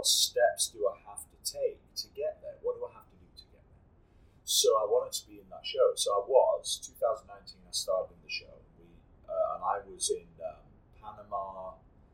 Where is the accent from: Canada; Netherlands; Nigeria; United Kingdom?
United Kingdom; England; I'm born and raised in England